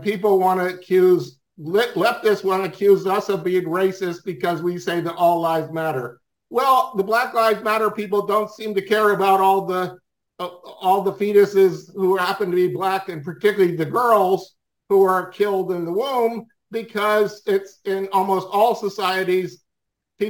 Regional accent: Swarthmore, Pennsylvania, United States; now in North Carolina, United States; I grew up in Swarthmore, Pennsylvania

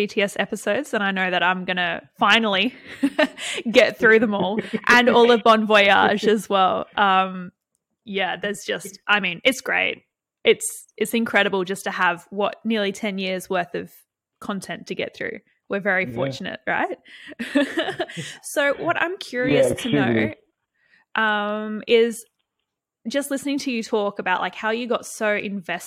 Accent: Australia; I'm from Australia

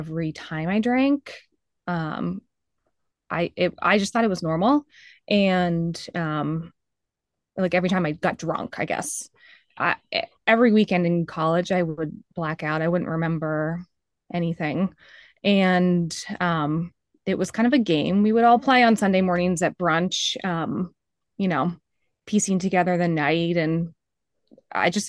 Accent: Greenwich, Connecticut, United States; I grew up in Greenwich, Connecticut

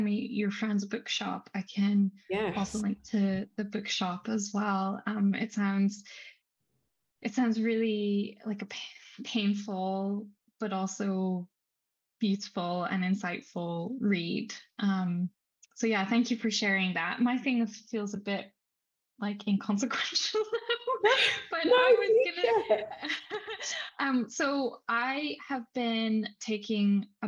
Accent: Scotland, United Kingdom; I'm from Scotland

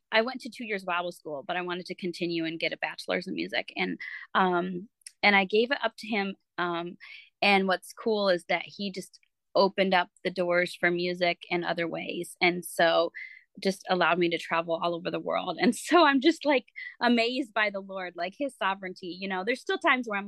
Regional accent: Michigan, United States; also born or lived in France; now in Florida, United States; I am from Florida now, but I'm originally from Michigan, which is where I'm sitting right now at my parents' house

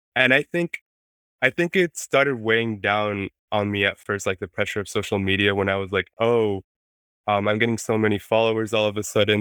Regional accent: Mexico City, Mexico; first language Spanish; English is a second language; moved away; I was raised in Mexico City

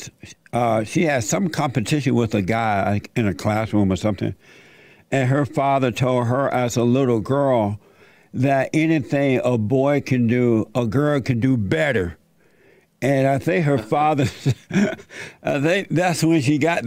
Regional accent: Alabama, United States; growing up in Alabama

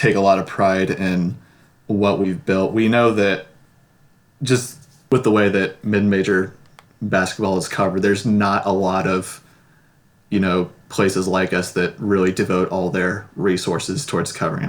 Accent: Fort Wayne, Indiana, United States; my hometown of Fort Wayne

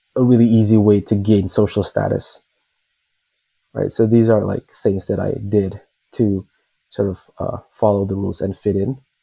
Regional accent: Indonesia; I'm from Indonesia, and we have a thing where most people are Muslim

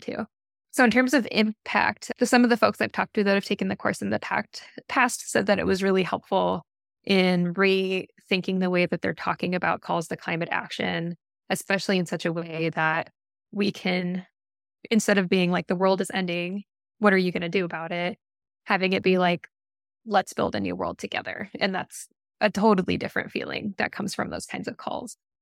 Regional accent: Boise, Idaho, United States; now in Portland, United States; I grew up in Boise, Idaho

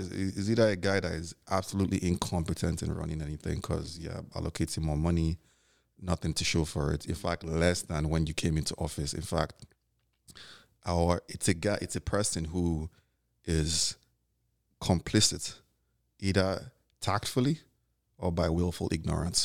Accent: Nigeria; now in New York, United States; being Nigerian and living out here

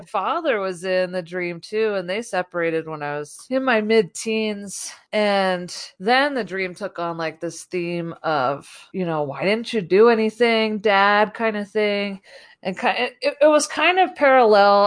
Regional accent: New Jersey, United States; we're from the East Coast. I grew up in New Jersey

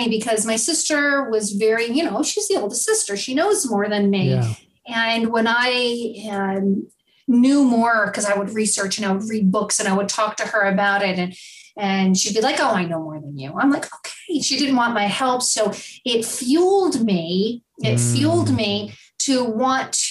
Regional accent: New Jersey, United States; I was born and raised in New Jersey

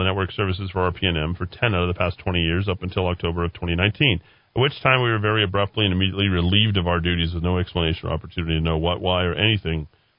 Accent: Colorado, United States; also born or lived in Costa Rica; now in Placitas, United States; I grew up in Colorado and 67-year-old guy. My wife and son and I lived in Costa Rica for 13 years. It was finally time to head back to the States and decided on Placidas.

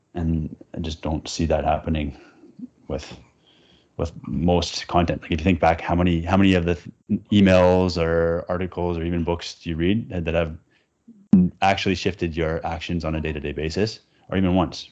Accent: Vancouver, British Columbia, Canada; I grew up in Vancouver, Canada

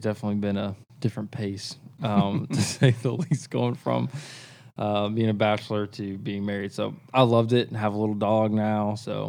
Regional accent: Kansas, United States; born there; now in Nashville, United States; So I was born in Kansas. I like to claim that, but I really didn't live there that long.

